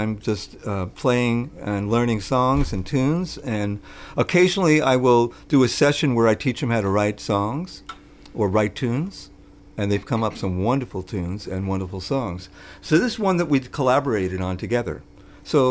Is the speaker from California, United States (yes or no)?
no; New York City, New York, United States; when I was growing up in New York City